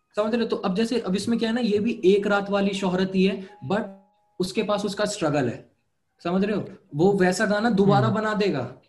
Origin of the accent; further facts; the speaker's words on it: Noida, Uttar Pradesh, India; also born or lived in Ghaziabad; मैं नोएडा से हूँ